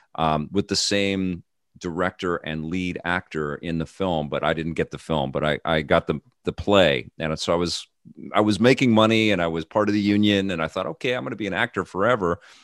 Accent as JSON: {"language": "English", "country": "Canada", "tie": "born or raised there", "said": "living in Canada and growing up in Canada"}